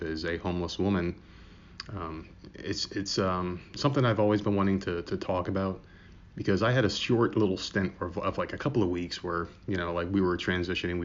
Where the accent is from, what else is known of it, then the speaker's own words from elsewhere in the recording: United States; moved away; I'm originally from New York in the New Jersey area